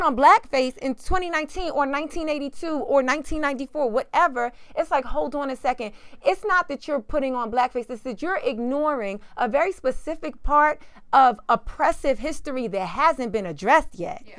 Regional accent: New York City, New York, United States; moved away as an adult; also born or lived in Harlem; now in Los Angeles, United States; I'm based in LA, but I'm from New York

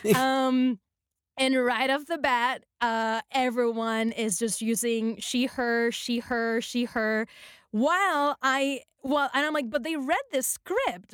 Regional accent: Puerto Rico; moved away as an adult; now in Los Angeles, United States; when I first came to Los Angeles, I'm from Puerto Rico, I speak Spanish, I'm Latina

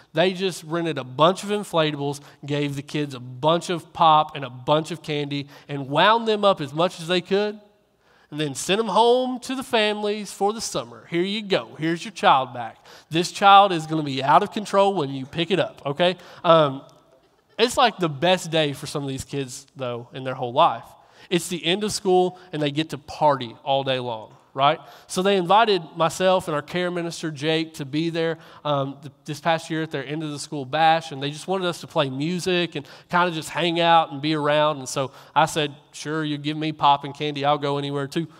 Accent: Kentucky, United States; moved away; also born or lived in Coweta, Oklahoma

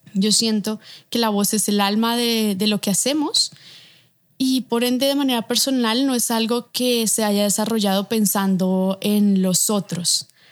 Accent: Bogotá, Colombia; moved away as an adult; now in Mexico; soy de aquí de Bogotá, Colombia, tengo 27 años, vivo actualmente en México

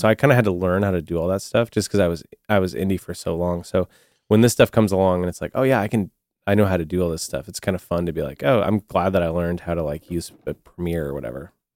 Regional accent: the Northwest, Pacific Northwest, United States; growing up in the Northwest

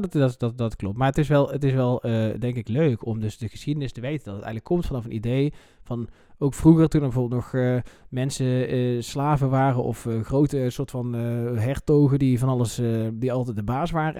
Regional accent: North Brabant, Netherlands; Ik kom natuurlijk uit Brabant

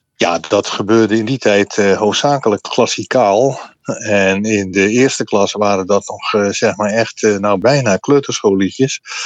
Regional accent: Middelburg, Zeeland, Netherlands; ik zat eh, op de Gravenstraatschool in Middelburg

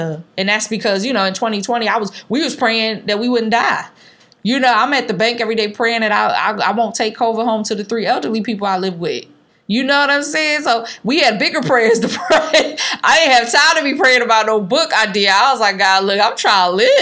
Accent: Philadelphia, Pennsylvania, United States; growing up in North Philly

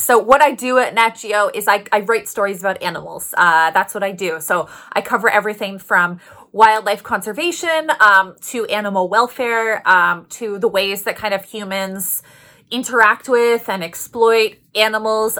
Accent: Toronto, Ontario, Canada; moved away as an adult; also born or lived in Halifax, Nova Scotia; I'm from Toronto, uh, born in Toronto, raised in Toronto

